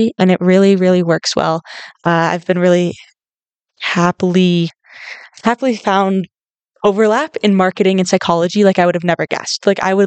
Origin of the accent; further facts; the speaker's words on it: northern Minnesota, United States; moved away as an adult; I grew up in Minnesota. I grew up in a small town in northern Minnesota